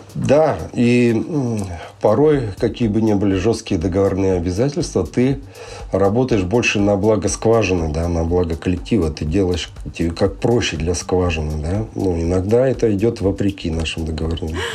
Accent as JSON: {"language": "Russian", "region": "Sakhalin Oblast", "country": "Russia", "tie": "born or raised there", "said": "я родился и вырос э, на Сахалине"}